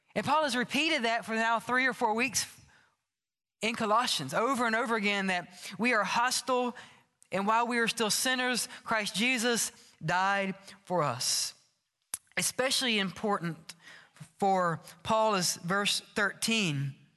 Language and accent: English; Oxford, Mississippi, United States; moved away as an adult; also born or lived in Starkville, Mississippi; I grew up in Oxford, Mississippi